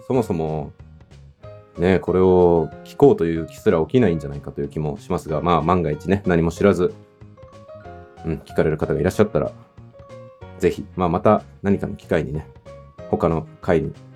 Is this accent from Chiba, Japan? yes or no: yes; Chiba, Japan; also born or lived in Tokyo; 僕自身は東京で生まれて、うん、と3歳の時に千葉県に引っ越してきて、で中学校からは私立の中学校に進学したので、都内まで通ってたというような、まあ、少年時代でした